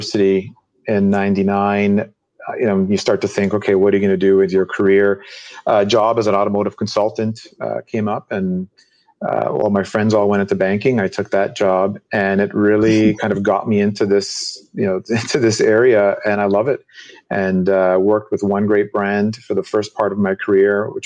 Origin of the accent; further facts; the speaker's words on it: Toronto, Ontario, Canada; moved away as an adult; now in New York, United States; I am from Canada originally, actually. To be specific, Toronto, Canada, born and raised there